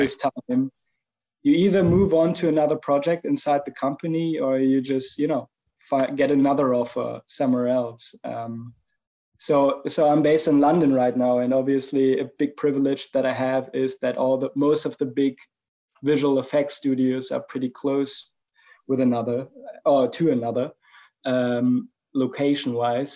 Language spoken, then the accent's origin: English; Germany; English is a second language; as you might pick up from my accent, I'm, I'm from Germany